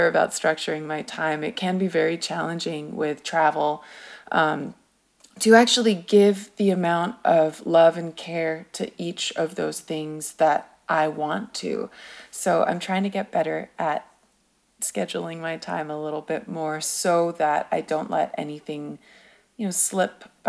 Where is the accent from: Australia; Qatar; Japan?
Japan; also born or lived in United Kingdom; I was born in Japan, so my parents gave me a Japanese name